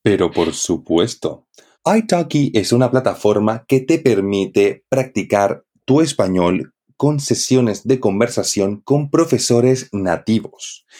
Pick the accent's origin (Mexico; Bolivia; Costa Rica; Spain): Bolivia; Santa Cruz de la Sierra, Santa Cruz; de Santa Cruz, de donde soy yo